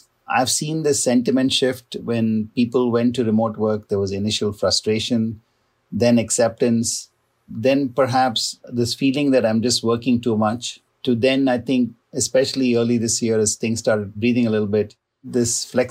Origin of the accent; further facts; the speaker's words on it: San Francisco, California, United States; also born or lived in Ohio; my hometown football team, the San Francisco 49ers